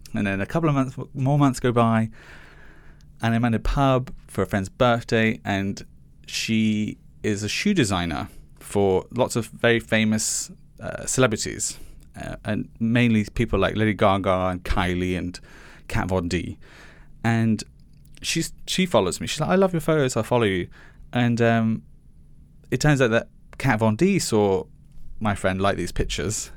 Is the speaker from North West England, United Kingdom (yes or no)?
yes; Liverpool, North West England, United Kingdom; I grew up in Chinese chippies, um, in Haitin, which is a suburb of Liverpool.